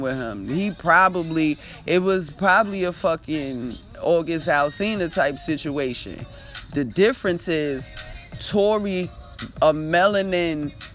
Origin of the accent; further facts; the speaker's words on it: East Coast, United States; I'm from the East Coast